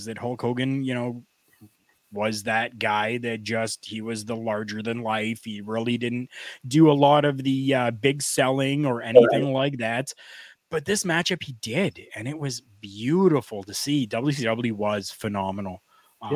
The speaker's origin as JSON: {"language": "English", "country": "Canada", "said": "I'm Canadian"}